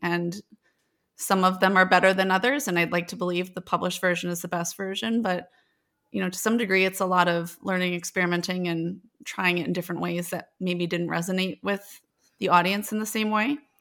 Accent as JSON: {"language": "English", "town": "Janesville", "region": "Wisconsin", "country": "United States", "said": "So I'm originally from Janesville, Wisconsin"}